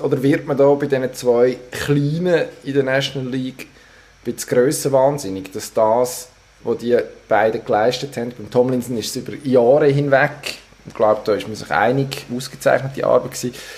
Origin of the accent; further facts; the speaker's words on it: Solothurn, Switzerland; ich als Solothurner